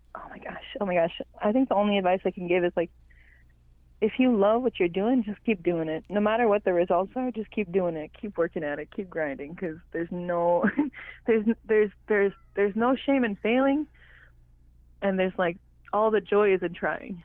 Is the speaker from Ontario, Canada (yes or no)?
no; Mistissini, Quebec, Canada; first language Cree; English is a second language; I'm from the the James Eastern James Bay Cree community of Mistissini. I was born and raised there